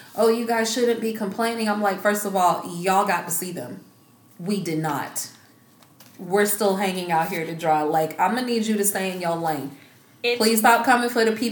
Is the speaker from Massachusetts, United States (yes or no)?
no; Georgia, United States; moved away; I'm originally from Georgia